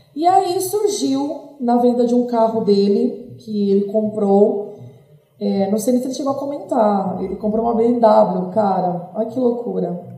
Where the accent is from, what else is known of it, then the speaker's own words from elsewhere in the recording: São Paulo, Brazil; sou de São Paulo, tenho 35 anos